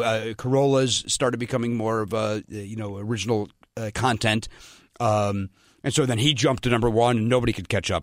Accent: Chicago, Illinois, United States; moved away as an adult; also born or lived in Pasadena, California; I'm from Chicago.

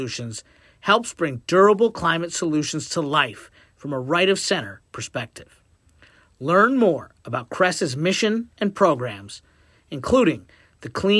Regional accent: Kentucky, United States; I'm a Republican from Kentucky

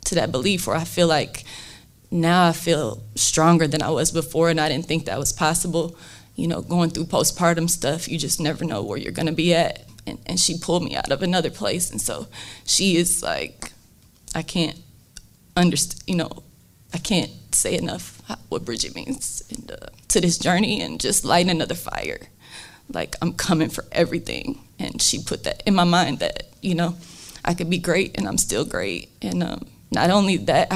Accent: South Bend, Indiana, United States; So I'm from South Bend

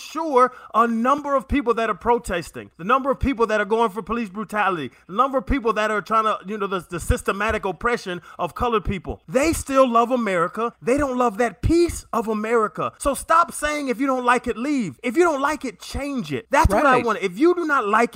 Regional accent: Pennsylvania, United States; I was born in Pennsylvania

